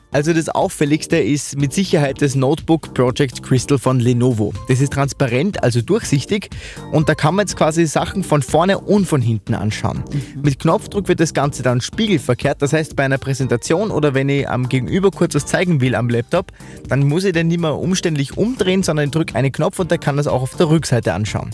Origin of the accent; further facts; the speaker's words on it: Upper Austria, Austria; bei uns in Oberösterreich